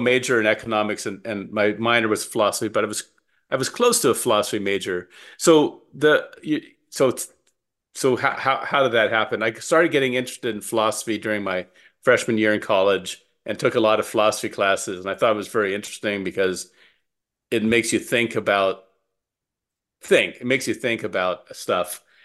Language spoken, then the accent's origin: English; Calabasas, California, United States; moved away; also born or lived in Wisconsin; I grew up in Southern California